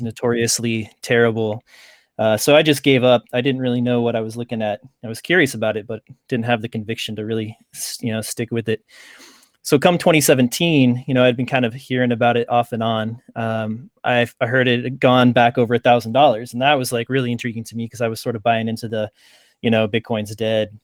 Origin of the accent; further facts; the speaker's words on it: Lawrence, Kansas, United States; I grew up just outside of Kansas City in, uh, Lawrence, Kansas